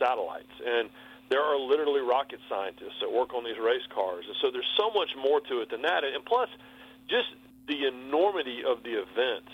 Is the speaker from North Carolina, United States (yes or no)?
yes; Rockingham, North Carolina, United States; moved away as an adult; also born or lived in Bristol, Connecticut; I was from North Carolina. And when they found out I was from Rockingham